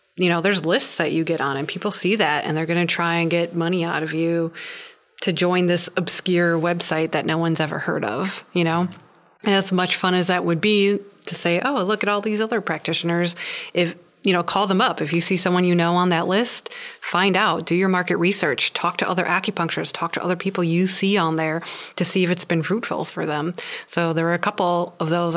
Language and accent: English; Wisconsin, United States; moved away; I've had the thought of going back to Wisconsin